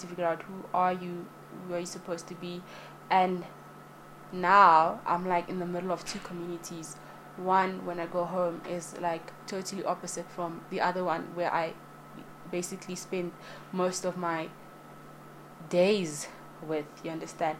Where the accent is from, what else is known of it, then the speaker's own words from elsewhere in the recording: South Africa; I am South African born and raised, the motherland, as many like to call it